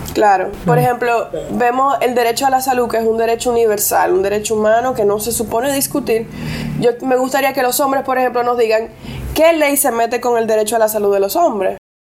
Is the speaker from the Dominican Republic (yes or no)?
yes; Costámbar, Puerto Plata, Dominican Republic; first language English; Spanish is a second language; yo me crié en Costámbara, en Puerto Plata